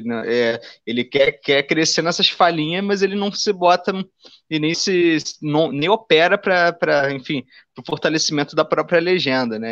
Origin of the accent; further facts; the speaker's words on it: Rio de Janeiro, Brazil; como carioca